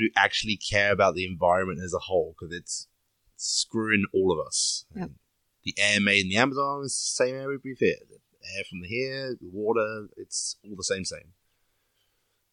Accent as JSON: {"language": "English", "region": "England", "country": "United Kingdom", "tie": "born or raised there", "moved": "yes", "said": "I lived in the countryside in England"}